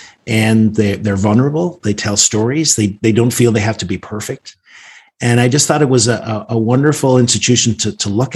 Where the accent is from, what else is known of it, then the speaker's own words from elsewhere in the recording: Northern Ireland, United Kingdom; now in Washington, D.C., United States; I grew up in Northern Ireland, actually in a pub. My parents owned the pub. We grew up above it.